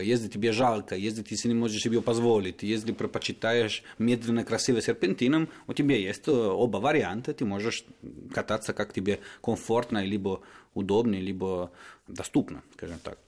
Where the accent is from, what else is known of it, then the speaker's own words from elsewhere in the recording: Turin, Piedmont, Italy; Russian is a second language; moved away; из Турина, мой родной город